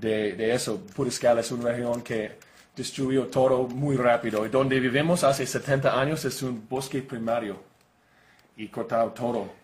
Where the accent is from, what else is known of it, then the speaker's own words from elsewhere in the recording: Oregon, United States; Spanish is a second language; moved away as an adult; now in Costa Rica; de Oregon, sí, soy oregonian. Pero ah, vivo en Costa Rica para los últimos 12 años